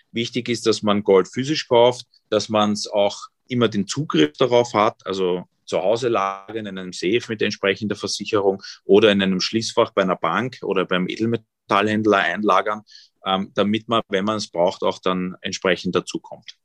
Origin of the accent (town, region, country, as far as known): Vienna, Austria; born or raised there; also born or lived in East Germany